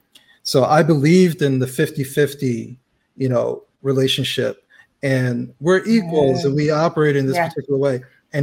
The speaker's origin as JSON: {"language": "English", "country": "United States", "said": "well, I say American because I'm American"}